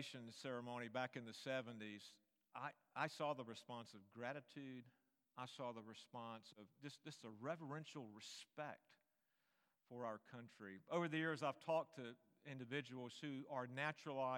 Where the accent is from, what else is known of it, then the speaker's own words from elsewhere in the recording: United States; who were born citizens of this country